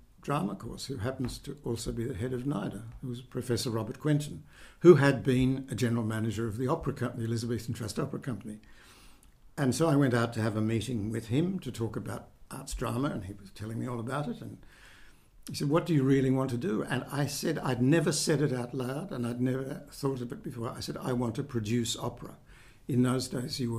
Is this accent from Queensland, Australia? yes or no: no; Sydney, New South Wales, Australia; I was born in Sydney, and I lived in Seaforth. Went to school here in Mossman, and then I went to Shaw at North Sydney